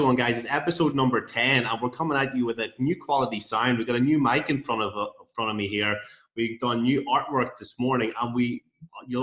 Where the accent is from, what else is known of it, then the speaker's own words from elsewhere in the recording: Rostrevor, Northern Ireland, United Kingdom; moved away; my hometown of Restrever